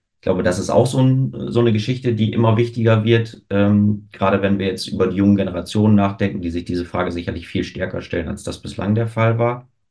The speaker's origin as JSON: {"language": "German", "town": "Osnabrück", "region": "Lower Saxony", "country": "Germany", "tie": "born or raised there", "moved": "as an adult", "lives_now": "Hamburg, Germany", "said": "in Osnabrück geboren, lebe mittlerweile seit fünfeinhalb Jahren in Hamburg"}